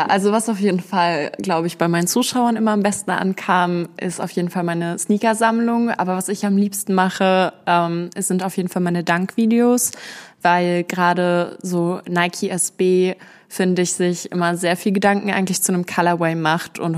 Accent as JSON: {"language": "German", "region": "Berlin", "country": "Germany", "lives_now": "Essen, Germany", "said": "Ich komme ursprünglich aus Berlin und bin vor zwei Jahren dann hier in den Ruhrpott gezogen, nach Essen. Und genau, ich ziehe jetzt auch bald wieder zurück."}